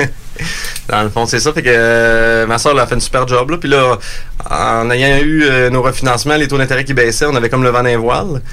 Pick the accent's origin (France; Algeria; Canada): Canada; Montmagny, Quebec; je suis né sur la ferme. Dans le fond, mon père, lui, a démarré l'entreprise en 78 on vient de la région de Montmagny